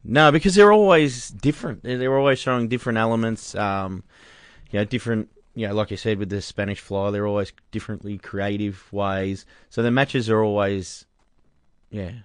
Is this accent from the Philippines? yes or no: no; Australia; We're Australian here.